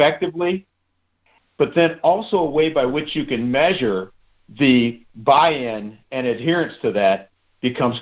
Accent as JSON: {"language": "English", "country": "United States", "tie": "born or raised there", "said": "growing up in the United States"}